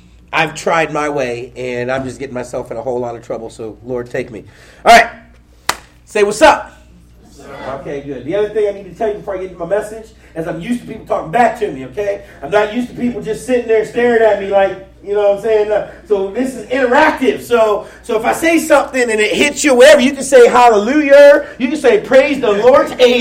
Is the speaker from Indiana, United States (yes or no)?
no; Pickerington, Ohio, United States; I grew up in Pickerington